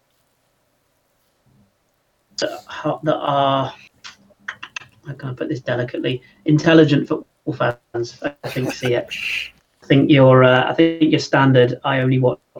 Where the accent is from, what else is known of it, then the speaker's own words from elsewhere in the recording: London, United Kingdom; moved away; grew up in the Arsenal sort of area of North London when I was very young